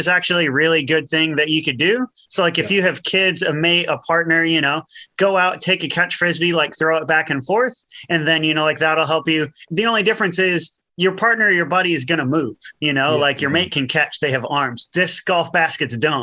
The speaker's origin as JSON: {"language": "English", "country": "United States", "tie": "born or raised there", "moved": "yes", "lives_now": "New Zealand", "said": "I grew up in the States and, you know, like was in the States most of my life"}